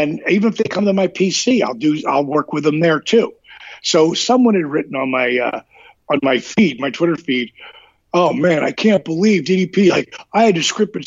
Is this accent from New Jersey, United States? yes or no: yes; New Jersey, United States; I was from Jersey